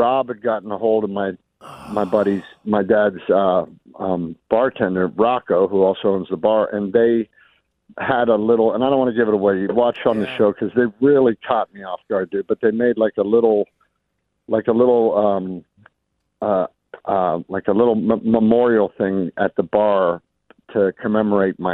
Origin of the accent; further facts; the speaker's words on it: Pittsburgh, Pennsylvania, United States; moved away as an adult; I'm from Pittsburgh, man, and that's a tough city